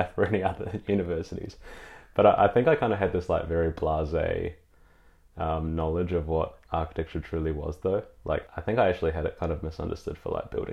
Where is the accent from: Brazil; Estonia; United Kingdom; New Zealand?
New Zealand; now in Melbourne, Australia; growing up in New Zealand, I was definitely like an art kid